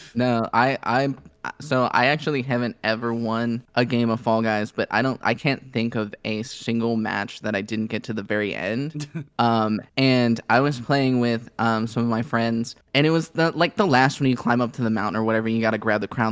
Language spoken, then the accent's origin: English; Northern Kentucky, United States; moved away; I grew up in Northern Kentucky